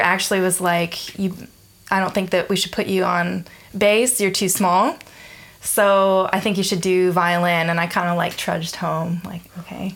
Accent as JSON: {"language": "English", "town": "Atlanta", "region": "Georgia", "country": "United States", "tie": "born or raised there", "also_born_or_lived": "Denton, Texas / Austin, Texas", "moved": "as an adult", "lives_now": "Melbourne, Australia", "said": "I was born in Atlanta, Georgia, in the U.S."}